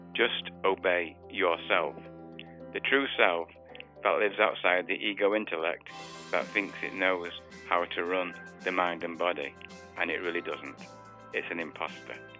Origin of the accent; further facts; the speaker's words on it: England, United Kingdom; moved away as an adult; now in United States; we come from England originally.